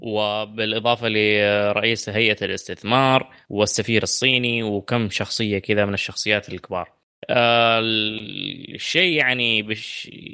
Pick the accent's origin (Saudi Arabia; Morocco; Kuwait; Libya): Saudi Arabia; southwest Saudi Arabia; عندنا في الجنوب